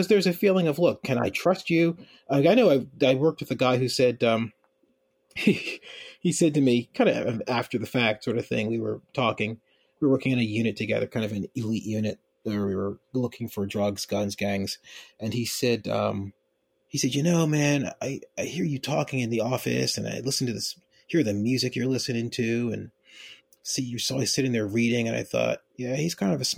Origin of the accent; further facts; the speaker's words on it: Philadelphia, Pennsylvania, United States; moved away as an adult; now in Baltimore, United States; I grew up in Philadelphia. I grew up in an upper middle class part of Philadelphia